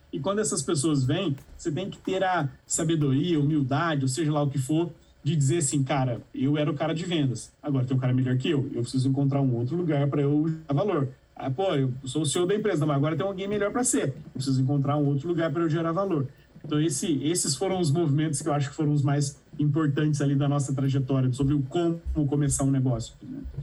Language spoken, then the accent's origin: Portuguese; a town in the interior of Minas Gerais, Brazil; fundei a Startse numa cidade no interior de Minas Gerais com 13 mil habitantes. É, e lá na minha cidade, é, não existiam muitas opções para quem nasce lá